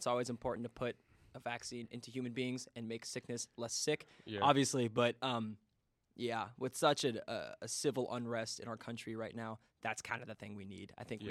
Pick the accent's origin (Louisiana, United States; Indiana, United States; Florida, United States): Indiana, United States; I can't believe I'm from Indiana, and I learned how to play euchre this year.